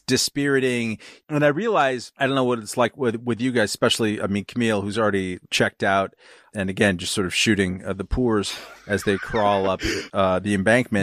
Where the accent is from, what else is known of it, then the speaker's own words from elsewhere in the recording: California, United States; I'm from California